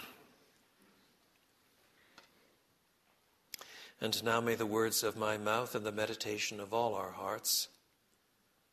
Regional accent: Quebec, Canada; moved away; I was brought up in French Canada

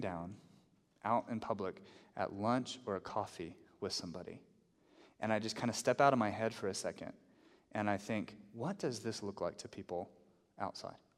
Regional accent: the South, United States; now in Albuquerque, United States; I grew up in the South

